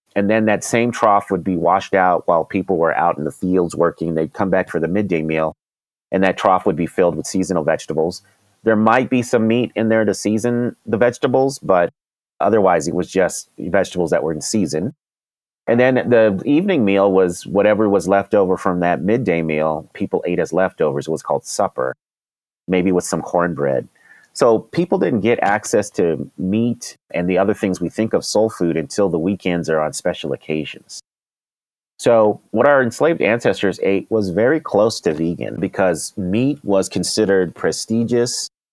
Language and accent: English; Denver, Colorado, United States; also born or lived in Washington, D.C.; I grew up in Denver, Colorado